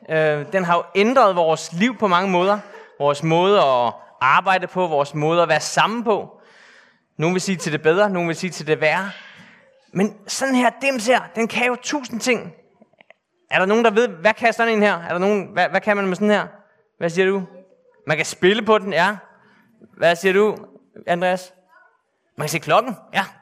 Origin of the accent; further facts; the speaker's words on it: Bornholm, Capital Region of Denmark, Denmark; Jeg er født og opvokset på Bornholm. Jeg er kun halv Bornholmer, fordi min far, som sidder hernede, er nordmand faktisk.